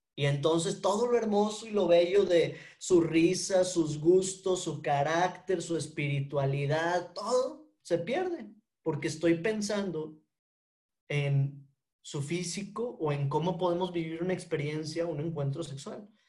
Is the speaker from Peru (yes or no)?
no; Monterrey, Nuevo León, Mexico; soy regio